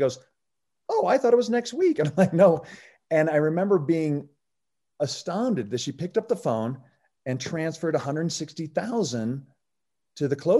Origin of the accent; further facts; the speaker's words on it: Oregon, United States; because I came from Oregon and you can buy a house for Oregon for, you know, lunch money.